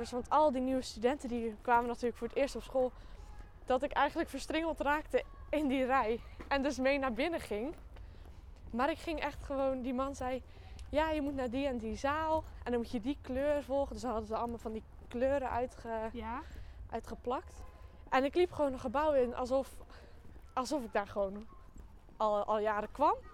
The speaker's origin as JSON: {"language": "Dutch", "town": "Axel", "region": "Zeeland", "country": "Netherlands", "said": "Ehm, ik ga naar Codarts. En eh, ja, ik kom uit Axel."}